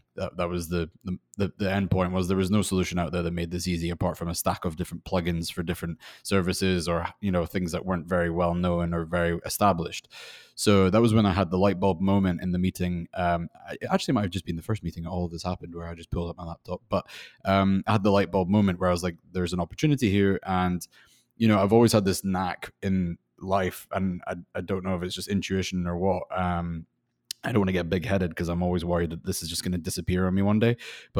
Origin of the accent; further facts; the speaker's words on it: Scotland, United Kingdom; now in Los Angeles, United States; You're right in saying I'm from Scotland. Although my accent probably sounds a little bit funny by now. And I'm living in Los Angeles.